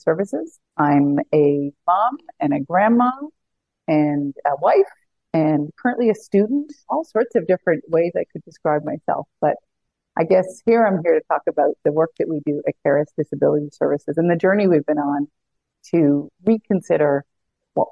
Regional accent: Newfoundland and Labrador, Canada; moved away as an adult; also born or lived in Ottawa; I grew up in Newfoundland

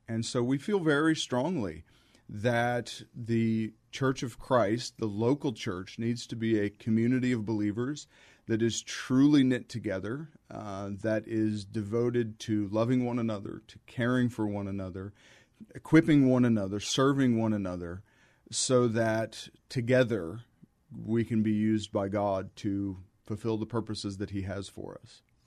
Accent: Midwest, United States; moved away as an adult; also born or lived in Chicago; now in San Antonio, United States; I lived a fairly normal, ordinary life as a teenager growing up in the Midwest

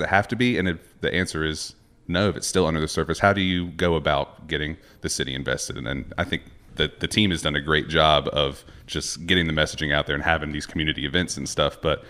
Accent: Statesville, North Carolina, United States; I'm from Statesville, North Carolina, originally near Charlotte, and I know I have a lot of friends back home who are just all in on Charlotte football, Charlotte soccer right now.

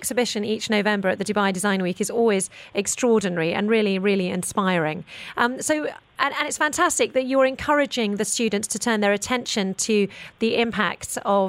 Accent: United Kingdom; I'm very British.

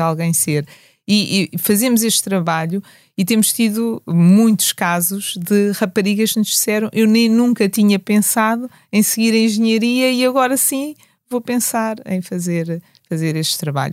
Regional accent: Portugal; nós nascemos em Portugal

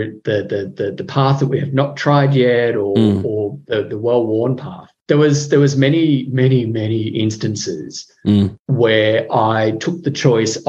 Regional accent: Riverina, New South Wales, Australia; moved away as an adult; also born or lived in Melbourne / Venezuela / Darwin / Ho Chi Minh City; now in Canberra, Australia; I grew up in a tiny, tiny country town in the Riverina of New South Wales

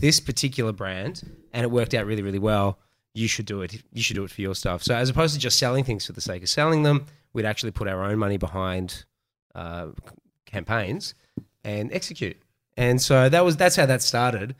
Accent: Melbourne, Victoria, Australia; I am from Melbourne, uh, born and bred in Melbourne

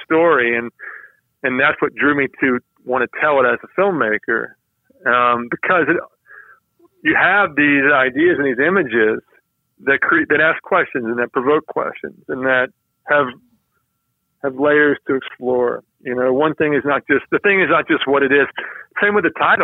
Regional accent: Georgia, United States; I grew up in Georgia

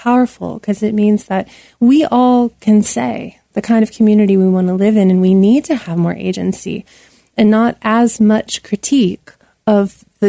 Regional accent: Rust Belt, United States; And I, growing up near the Rust Belt and working in the Rust Belt, I know what that feels like.

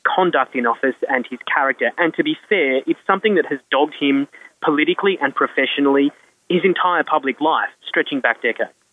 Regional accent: Australia; now in United Kingdom; I, as an Australian

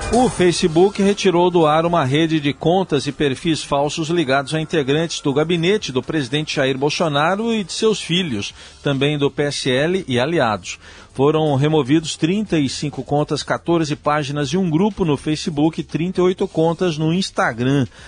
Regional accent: Mogi das Cruzes, São Paulo, Brazil; eu, que também nasci em Mogi

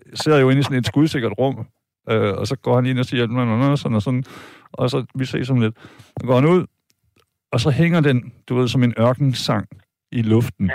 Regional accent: Vejle, Southern Denmark, Denmark; jeg er fra Vejle, jeg er fra Jylland

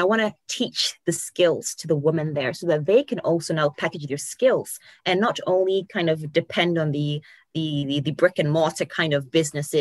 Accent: Ghana; moved away as an adult; also born or lived in Poland; now in United Kingdom; I was born and bred in Ghana. I was born and raised

